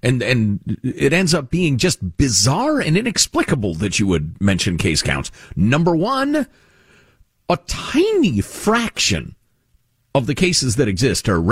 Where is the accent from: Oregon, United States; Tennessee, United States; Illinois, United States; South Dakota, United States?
Illinois, United States; Chicago; I grew up with this in Chicago